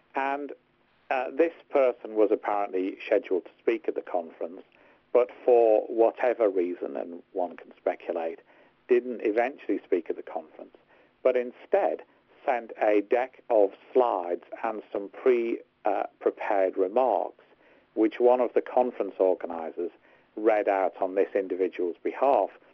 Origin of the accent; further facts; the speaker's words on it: Hartlepool, North East England, United Kingdom; I'm from Hartlepool, not Liverpool